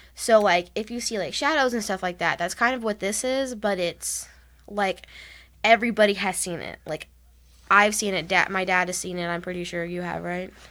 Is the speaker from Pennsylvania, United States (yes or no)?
no; Texas, United States; we're from Texas